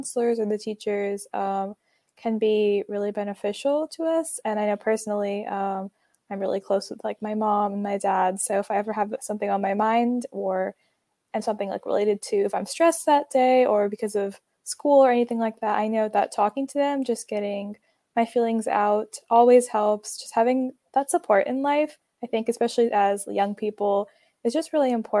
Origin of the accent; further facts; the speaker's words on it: Atlanta, Georgia, United States; I am from Atlanta, Georgia.